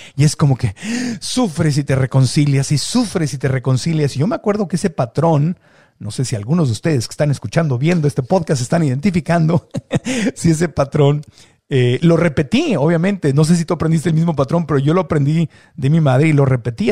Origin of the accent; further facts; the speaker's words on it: Mexico; como buen mexicano